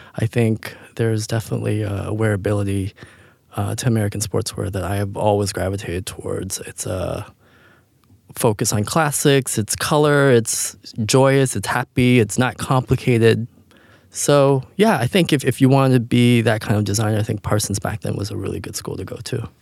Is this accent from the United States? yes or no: no; Canada; moved away; I grew up in Canada and, uh, I come from a very small family